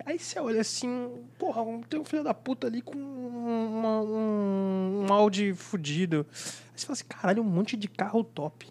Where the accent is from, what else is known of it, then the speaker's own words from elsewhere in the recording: Nova Friburgo, Rio de Janeiro, Brazil; moved away as an adult; now in São Paulo, Brazil; sou de Nova Friburgo, Rio de Janeiro, né? Mudei pra São Paulo tem seis anos, quase que exato.